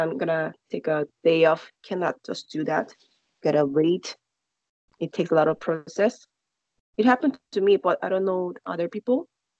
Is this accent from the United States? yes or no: no; South Korea; English is a second language; Child? Pretty much boring. We have to study a lot. We go to school.